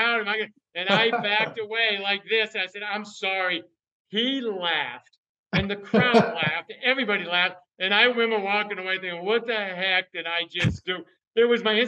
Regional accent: Northern New York, United States; I grew up in Northern New York. We bordered Vermont, my hometown

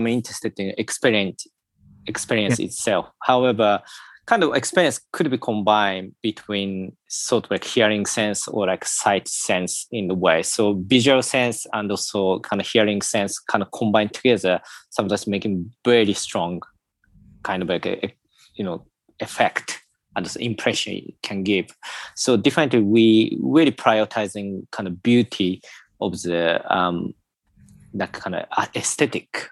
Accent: Tokyo, Japan; moved away; also born or lived in United Kingdom / Sweden; I was born in Tokyo as well, quite artificial environment, so I'm really more familiar with something quite non-organic environment

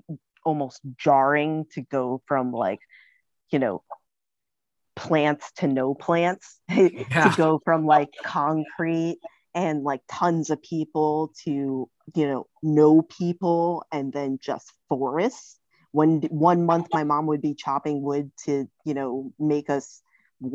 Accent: New York City, New York, United States; I grew up in the Bronx, and I also would grow up in upstate New York

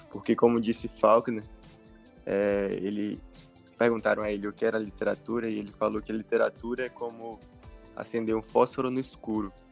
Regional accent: Salvador, Bahia, Brazil; É, eu sou baiano, de Salvador. Tenho 25 anos

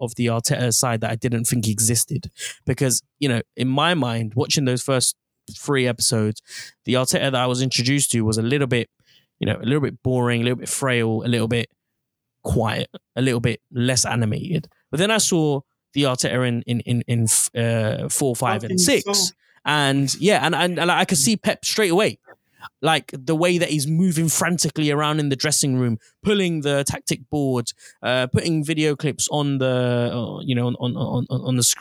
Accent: London, United Kingdom; When I was growing up in North London, Arsenal was an integral part

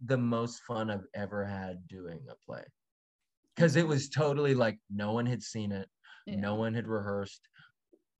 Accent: Florida, United States; I'm from Florida.

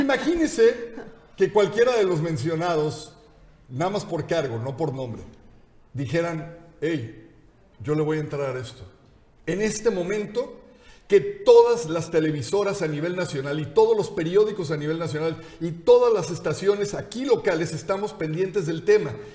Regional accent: Mexico; nosotros, teniendo una condición de migrantes por el mundo, o sea, siendo mexicanos

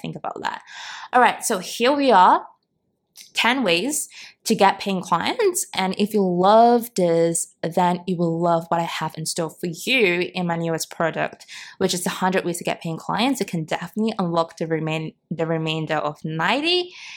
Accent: Singapore; born or raised there

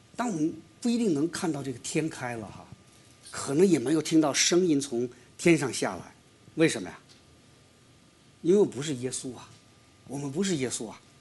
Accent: China; 我们中国人

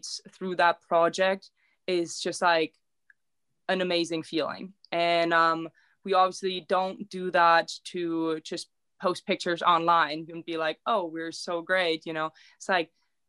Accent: Germany; also born or lived in Nevada; now in Reno, United States; Growing up in a little town, in my town, we didn't have homeless people. We only like 1,200 people there.

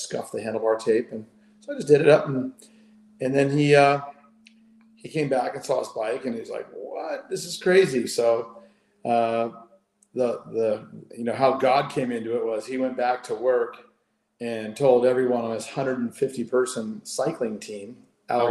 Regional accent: Dana Point, California, United States; moved away as an adult; also born or lived in Australia; where I grew up in Dana Point

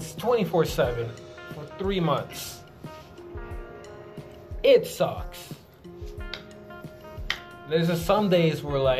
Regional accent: East Coast, United States; me and Bennett, so we're from East Coast

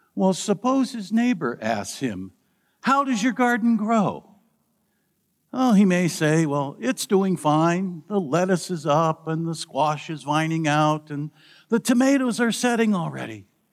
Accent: Midwest, United States; Growing up in the Midwest, where corn is king

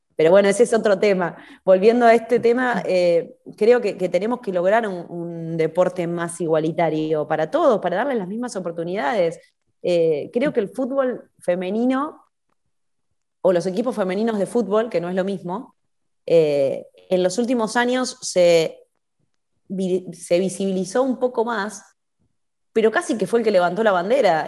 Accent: Argentina; somos todos argentinos

